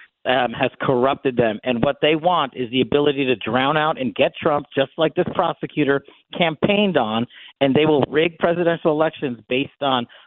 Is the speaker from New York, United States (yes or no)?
yes; New York, United States; moved away as an adult; I'm born and raised in New York. I moved away some time ago